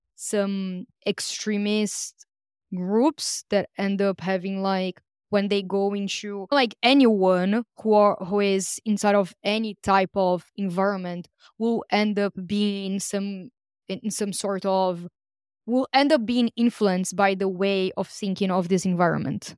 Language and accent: English; Brazil; English is a second language; moved away; also born or lived in Greece; I was born in Brazil